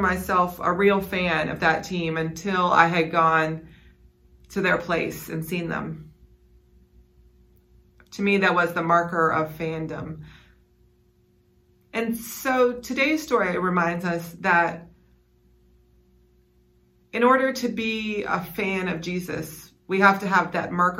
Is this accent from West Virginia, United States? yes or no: yes; West Virginia, United States; I grew up in West Virginia